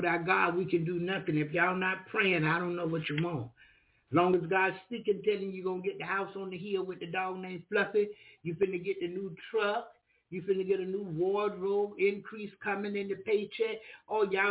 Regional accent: the South, United States; I'm from the South, and the Southern thing is my thing

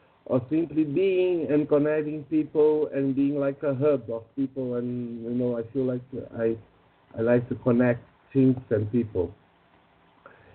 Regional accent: São Paulo, Brazil; from São Paulo, Brazil

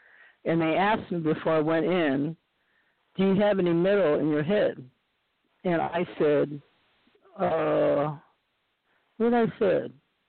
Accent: Boston, Massachusetts, United States; born there; also born or lived in New York / California; I was born in Boston, and then we lived in New York for a while. So then we came to California.

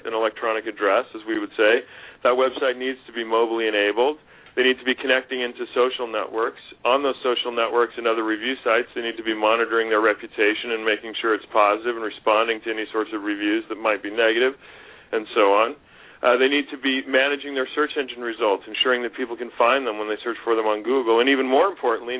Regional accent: the West, United States; moved away; also born or lived in Pennsylvania; I grew up in the West

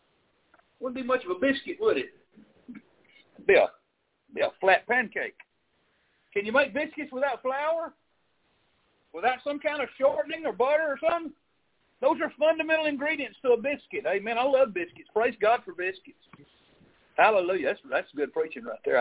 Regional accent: Arkansas, United States; moved away; I grew up in Arkansas

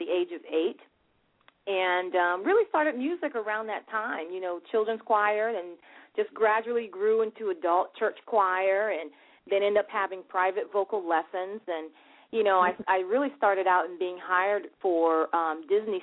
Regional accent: Nassau, New Providence, Bahamas; I'm originally from Nassau, Bahamas.

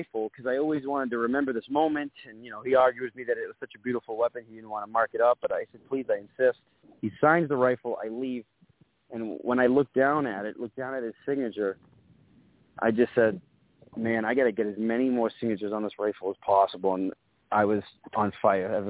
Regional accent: Winthrop, Massachusetts, United States; I have relocated and transferred to my hometown of Winthrop, Massachusetts

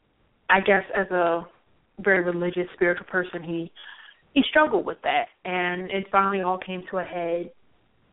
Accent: Baltimore, Maryland, United States; I was raised in New Shiloh Baptist Church

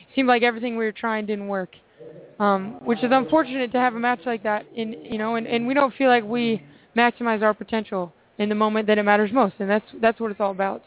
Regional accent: Seattle, Washington, United States; I'm from Seattle

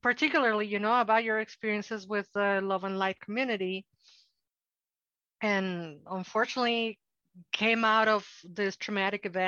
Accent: Mexico City, Mexico; English is a second language; now in United States; I'm a Mexican from Mexico and a so-called immigrant in the United States, which there is no more paradoxical enunciate than being an immigrant in the United States when I was born in Mexico City

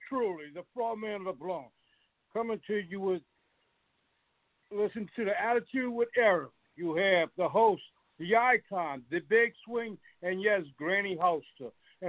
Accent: Thibodaux, Louisiana, United States; I'm originally from Thibodaux, Louisiana.

